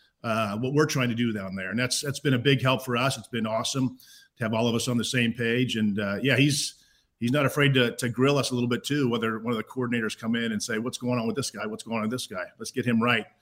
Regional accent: Pleasanton, California, United States; also born or lived in Cache Valley / Stockton, California; I grew up obviously born in Cache Valley, grew up in Pleasanton, moved up to Stockton halfway through my eighth grade year

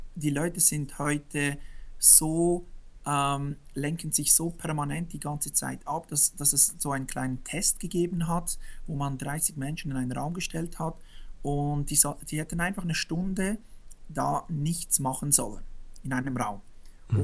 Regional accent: Switzerland; born or raised there

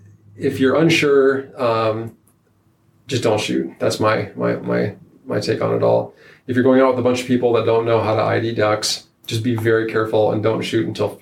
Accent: Nebraska, United States; No. And I take that as something that, so Northeast Nebraska, there's ducks everywhere, right?

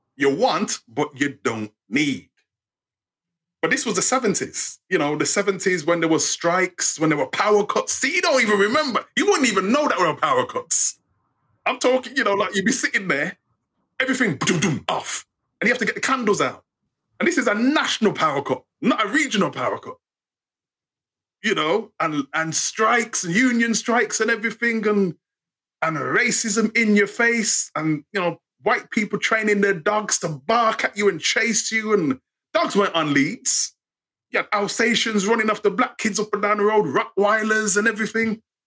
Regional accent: England, United Kingdom; accent: English; being brought up in England

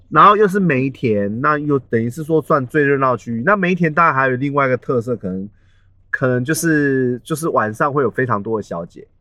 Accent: Taiwan; 我们台湾人

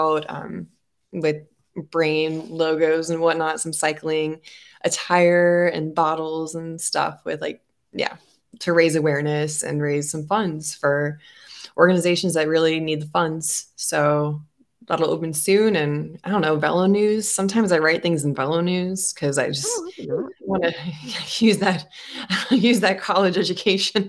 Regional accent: Colorado, United States; now in Atlanta, United States; We're moving from Atlanta to back to Colorado, where I'm from

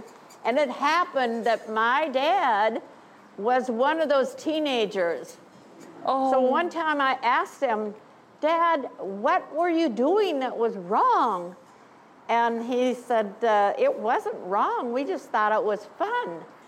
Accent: Anoka, Minnesota, United States; I started in Anoka, and here I am. I'm still in Anoka.

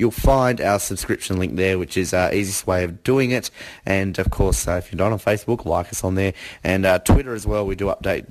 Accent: Australia

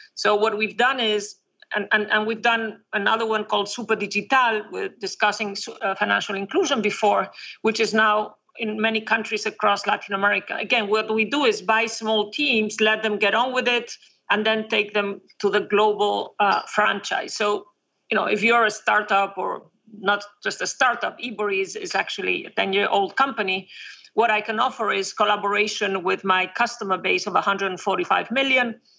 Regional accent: a very small town in northern Spain, Spain; born in, in, a very small town in northern Spain. It's it's on the ocean, so it's um, it's a Celtic area of Spain

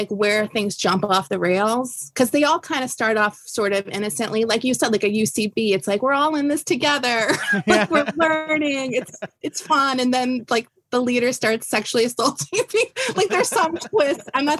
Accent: Long Island, New York, United States; born or raised there; also born or lived in Florida / Queens

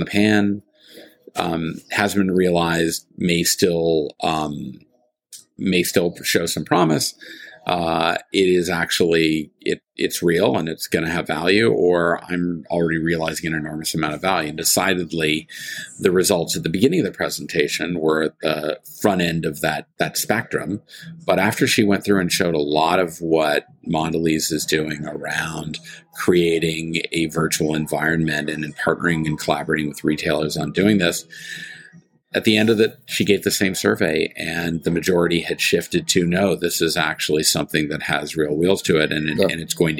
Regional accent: Canada; I'm a Canadian

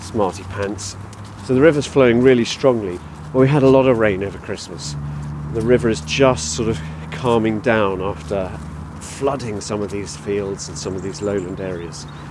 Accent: Somerset, South West England, United Kingdom; moved away; I grew up in Somerset, very rural county

